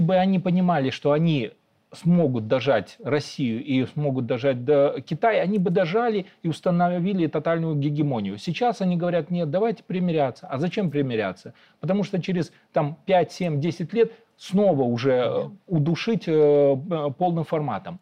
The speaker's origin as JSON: {"language": "Russian", "country": "Belarus", "said": "мы, белорусы"}